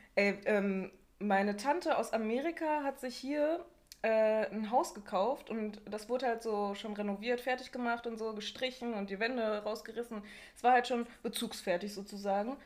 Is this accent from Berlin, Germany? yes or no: no; Bochum, North Rhine-Westphalia, Germany; bei uns in Wattenscheid halt was. Also in einem Ortsteil von Bochum.